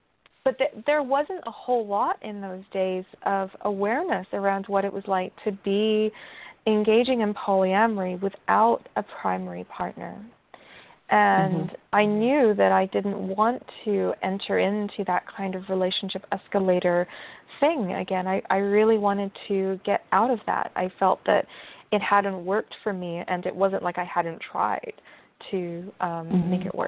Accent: England, United Kingdom; There was also, I grew up in England for part of my life, and I love to debate.

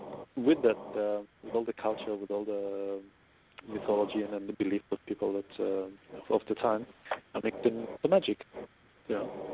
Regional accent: Israel; now in Australia; So I grew up in Israel. Had British teachers, American TV, and a South African boss. So now I live in Australia. So my accent is a bit all over the place.

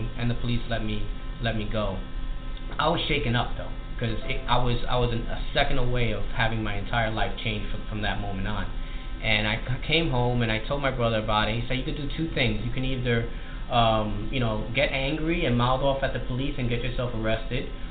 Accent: New York City, New York, United States; when I was growing up in East New York, Brooklyn.

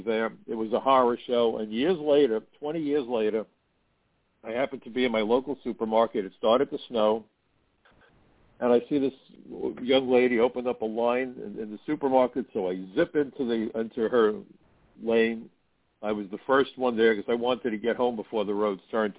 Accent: United States; I'm just an American

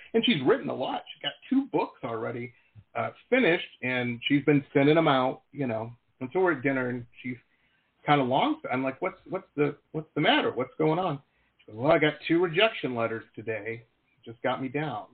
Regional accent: Detroit, Michigan, United States; moved away; growing up in Detroit

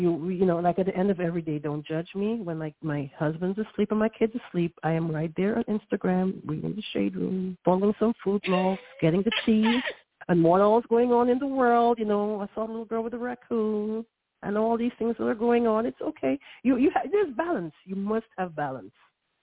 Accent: New York, United States; don't judge me, I'm a New Yorker

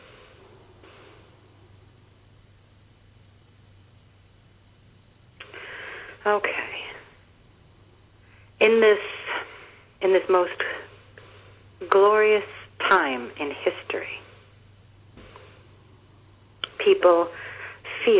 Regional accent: Yonkers, New York, United States; I grew up in Yonkers

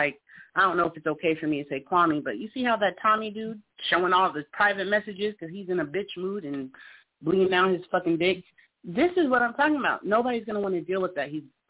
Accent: Nebraska, United States; I'm from Nebraska

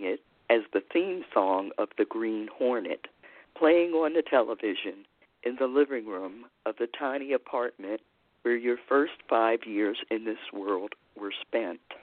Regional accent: Baltimore, Maryland, United States; I am a native of Baltimore City, Maryland, and have lived in more than one neighborhood.

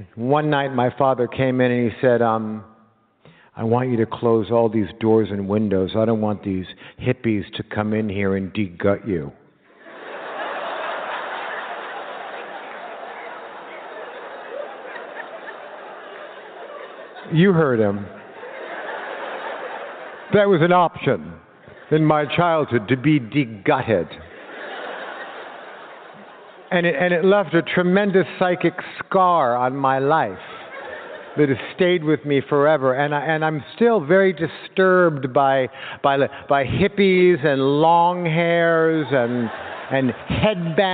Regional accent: Los Angeles, California, United States; born or raised there

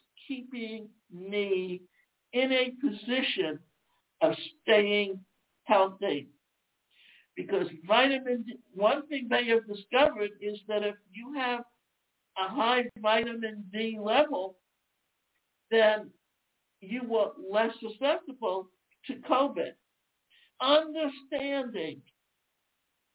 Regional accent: Deep South, United States; I grew up in the South, and the South, especially in the Deep South, when it came summer, we almost spent between April and October on the beach.

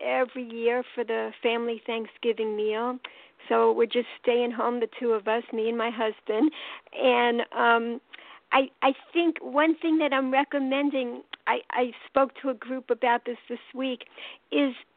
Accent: New York City, New York, United States; accent: New York; now in Baltimore, United States; I'm calling from Baltimore, Maryland, and I'm from New York, as you could tell from my accent

